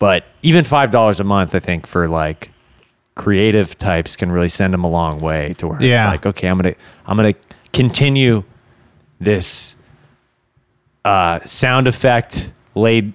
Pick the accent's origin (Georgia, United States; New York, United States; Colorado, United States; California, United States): California, United States; Huntington Beach; growing up around Huntington Beach